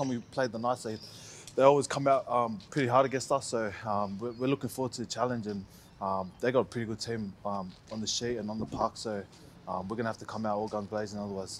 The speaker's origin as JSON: {"language": "English", "region": "New South Wales", "country": "Australia", "tie": "born or raised there", "said": "I was born here in New South Wales, so I'm a Blue."}